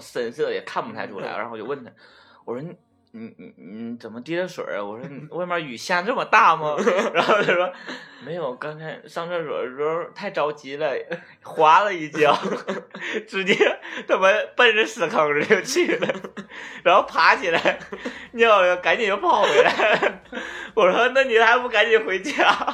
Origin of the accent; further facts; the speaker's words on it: Northeast China, China; accent: Northeastern Mandarin; 我们东北话就是很埋汰嘛